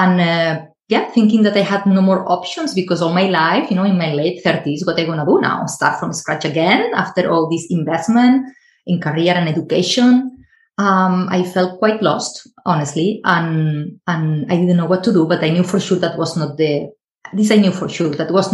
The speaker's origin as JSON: {"language": "English", "country": "Spain", "moved": "yes", "said": "I am originally from Spain, so I started there."}